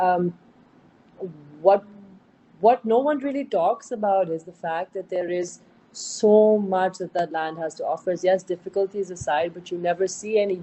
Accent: Sindh, Pakistan; also born or lived in Diplo; we're from Sindh, you know, we're you know, like you say in Sindhi, asa Sindhi

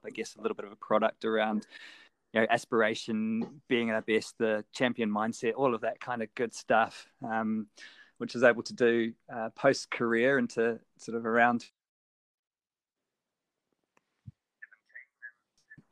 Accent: New Zealand; moved away as an adult; growing up in New Zealand

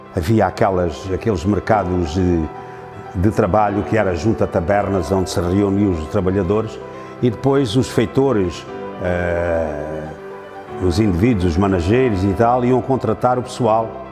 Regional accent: Serpa, Alentejo, Portugal; Nasci em Serpa e aqui sempre tenho residido

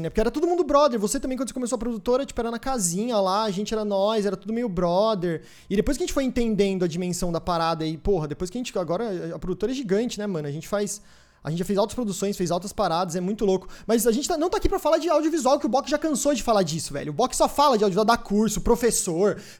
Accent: Sorocaba, São Paulo, Brazil; now in São Paulo, Brazil; Porque eu saí de Sorocaba, vim pra cá

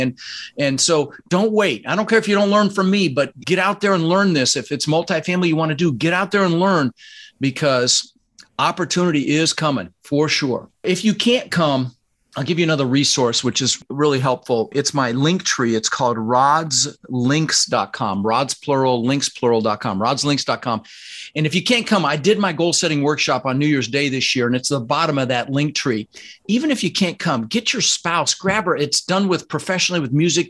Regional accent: Denver, Colorado, United States; also born or lived in Netherlands; I was born in the Netherlands, you know, wooden shoes and windmills. Immigrated when I was six with my brother Albert, my mother's Vantje, ended up in Denver, Colorado

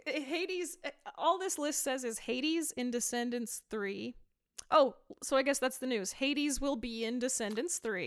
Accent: near Price, Utah, United States; close to my hometown, there was C E U, which is now U S U

